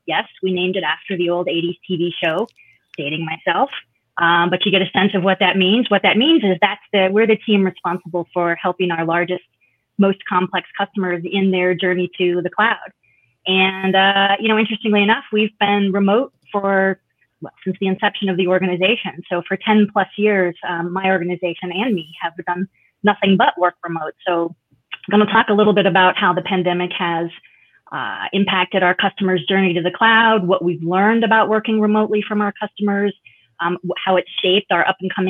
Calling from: Denver, Colorado, United States; I am calling in from the fabulous Mile High City of Denver, Colorado.

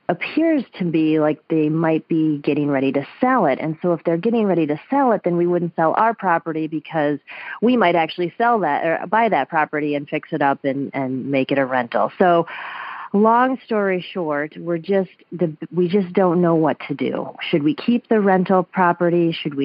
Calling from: Minneapolis, Minnesota, United States; I'm calling from Minneapolis.

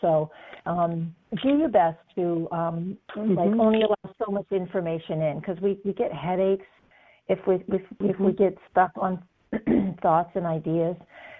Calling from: Texas, United States; I'm calling from Texas.

